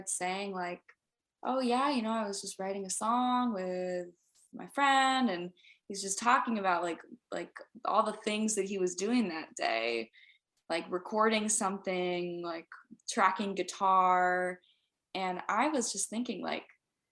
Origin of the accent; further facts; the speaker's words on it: Seattle, Washington, United States; moved away as an adult; now in Nashville, United States; I'm from Seattle